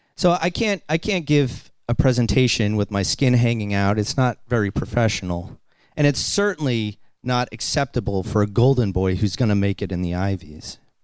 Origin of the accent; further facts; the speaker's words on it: Boston, Massachusetts, United States; I'm a kid from Boston, and I grew up on welfare